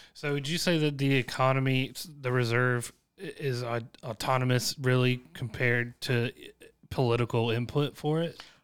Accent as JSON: {"language": "English", "town": "Chapin", "region": "South Carolina", "country": "United States", "tie": "born or raised there", "said": "I come from Chapin, South Carolina, where my economics was taught by my football coach"}